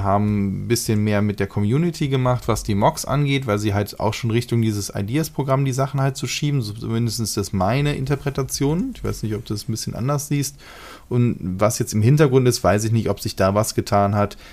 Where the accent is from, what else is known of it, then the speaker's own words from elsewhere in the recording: Germany; Bei uns in Deutschland